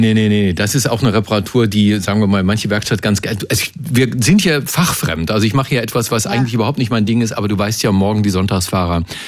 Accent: Hohenlohe, Baden-Württemberg, Germany; moved away as an adult; now in Brandenburg, Germany; aber groß geworden bin ich in Hohenlohe. Das ist Nordosten von Württemberg.

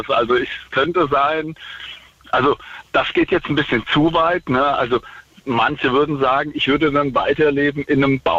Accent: Central Hesse, Germany

